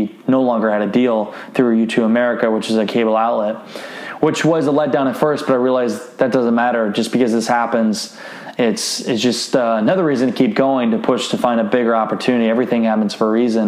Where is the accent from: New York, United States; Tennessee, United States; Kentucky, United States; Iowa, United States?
Iowa, United States; my hometown of Garnerville, Iowa